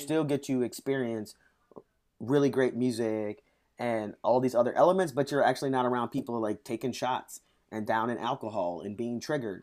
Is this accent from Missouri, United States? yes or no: yes; St. Louis, Missouri, United States; moved away as an adult; now in Washington, D.C., United States; I grew up in Saint Louis